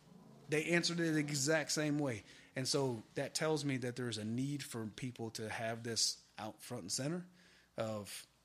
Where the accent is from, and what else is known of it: Michigan, United States; born or raised there